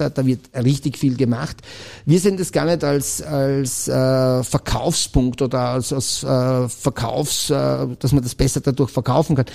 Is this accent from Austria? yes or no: yes; Styria, Austria; Ich, ich als Steirer, äh